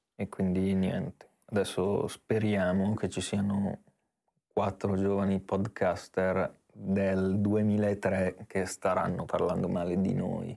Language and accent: Italian; Italy; noi siamo nati in Italia e non in Burkina Faso